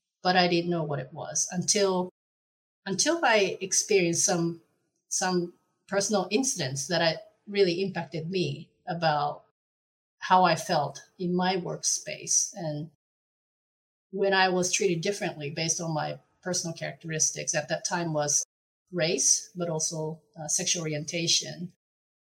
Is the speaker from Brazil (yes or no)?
no; Japan; moved away as an adult; now in Netherlands; I'm originally from Japan, but I've been living in the Netherlands since 2010.